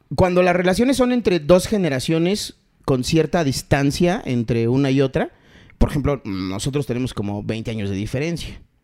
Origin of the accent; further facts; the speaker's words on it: Chiapas, Mexico; now in Mexico City, Mexico; Yo nací en la Ciudad de México. Y en 1983 me tocó el temblor del 85, pero yo tenía dos añitos. Entonces, eh, como por ahí del 87, 88, nos vamos a Chiapas y yo no regreso más. Legalmente yo soy de la ciudad, pero eh, mi corazón y todo lo demás está en Chiapas porque yo ahí crecí